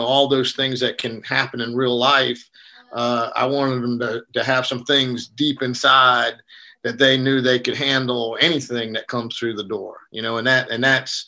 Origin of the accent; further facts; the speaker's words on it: South Georgia, United States; now in North Carolina, United States; I was raised in South Georgia